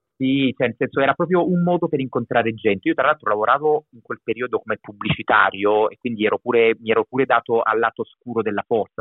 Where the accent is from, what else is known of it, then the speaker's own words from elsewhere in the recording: Abruzzo, Italy; moved away; also born or lived in Milan; Io sono nato in Abruzzo, in questo momento sto in Abruzzo